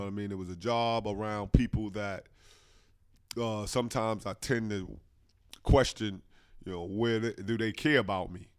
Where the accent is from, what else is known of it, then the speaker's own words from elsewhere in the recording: New Jersey, United States; my hometown, New Jersey